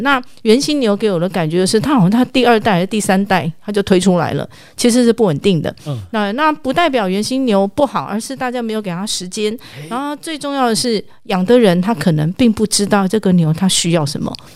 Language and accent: Chinese; Taipei, Taiwan; 我土生土长台北人